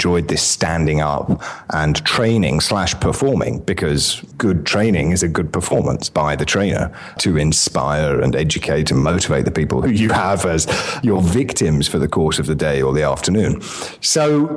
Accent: United Kingdom; accent: English; moved away as an adult; now in Mediterranean island

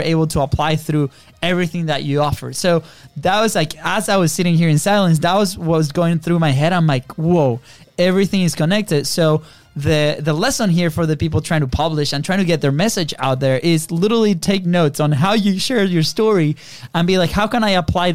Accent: Venezuela; now in United States; We grew up in Venezuela in a third world country

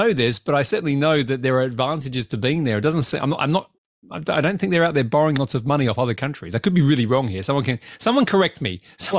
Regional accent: Australia; now in United Kingdom; Well, yeah, I'm Australian. You forget this. I live here.

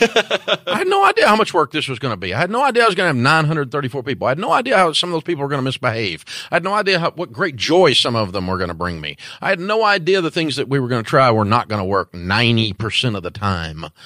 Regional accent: Antioch, Tennessee, United States; I'm from Antioch, Tennessee

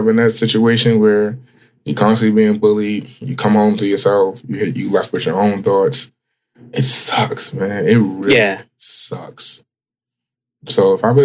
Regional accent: Baltimore, Maryland, United States; Growing up on West Baltimore

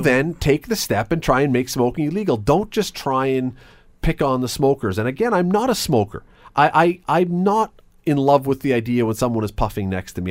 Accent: Toronto, Ontario, Canada; moved away as an adult; now in Hamilton, Canada; I grew up in Toronto until I was about eighteen. I lived in Toronto

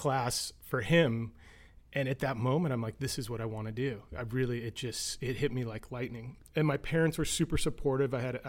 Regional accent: Los Angeles, California, United States; I grew up in Los Angeles.

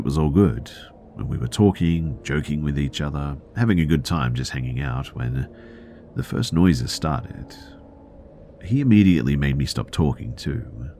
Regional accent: California, United States; born or raised there

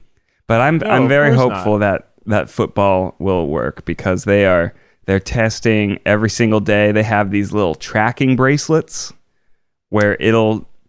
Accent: Florida, United States; in Disney World in sunny Orlando, California, my home state.

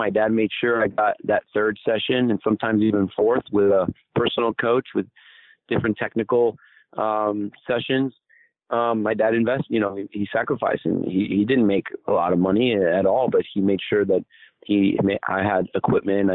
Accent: Miami, Florida, United States; I grew up in Miami, Florida

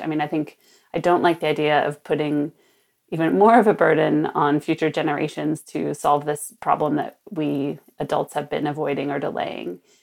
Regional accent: Sonoma, California, United States; also born or lived in New York; my hometown of Sonoma, north of San Francisco

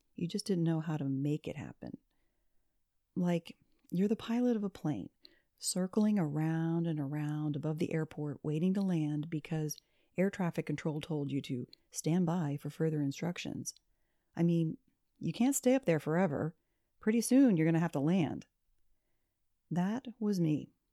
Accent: Pennsylvania, United States; now in Florida, United States; my parents had moved from my hometown in the mountains of Pennsylvania

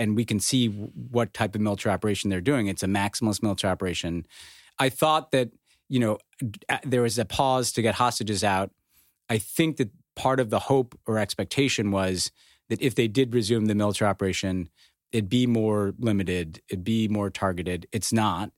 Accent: United States; as an American

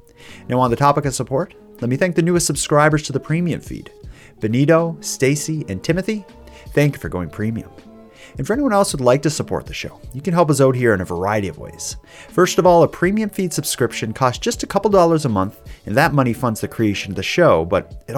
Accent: Cape Breton, Nova Scotia, Canada; I'm from Cape Breton. It's like, it's such a, where I grew up in the 80s, it was like everybody in my school celebrated Christmas and was like Catholic and stuff.

